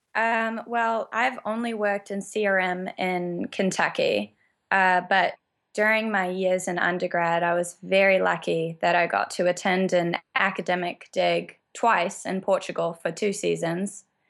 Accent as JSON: {"language": "English", "country": "New Zealand", "moved": "as an adult", "lives_now": "United States", "said": "that's why I came to America. I'm from New Zealand. I came to America to row for college"}